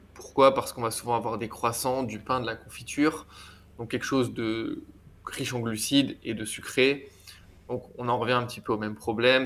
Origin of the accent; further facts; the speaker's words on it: France; now in Barcelona, Spain; chez moi en France